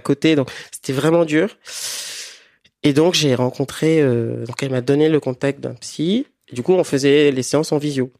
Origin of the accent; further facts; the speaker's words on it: Benin; moved away as an adult; now in France; j'ai grandi au Bénin, en Afrique de l'Ouest, et je suis arrivé en France ça fait dix ans